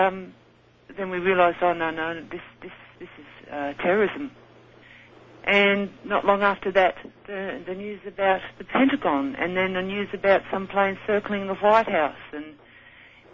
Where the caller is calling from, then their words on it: Sydney, New South Wales, Australia; I'm calling from Sydney in Australia